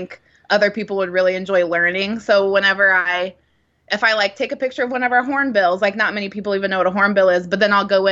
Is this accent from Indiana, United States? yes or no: no; Columbus, Ohio, United States; moved away as an adult; also born or lived in Texas; now in Nashville, United States; I grew up in Ohio, in around Columbus, Ohio